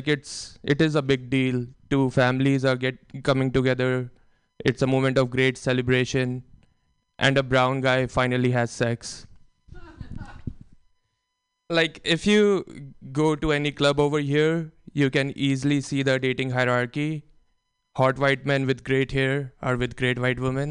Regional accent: India; moved away; growing up in India

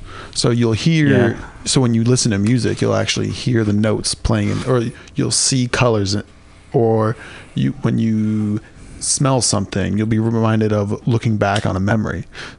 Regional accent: San Diego, California, United States; Growing up in San Diego, getting a machaca the burrito in the morning, I have never had a better breakfast food.

